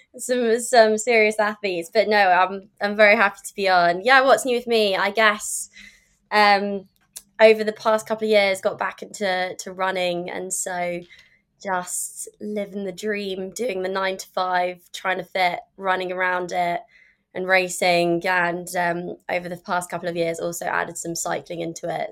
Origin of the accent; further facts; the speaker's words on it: London, United Kingdom; also born or lived in California; obviously I'm from London